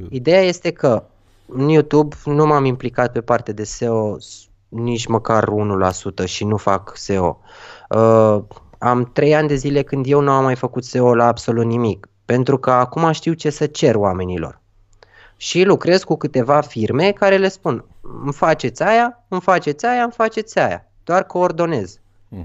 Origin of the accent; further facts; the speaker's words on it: Romania; noi ca români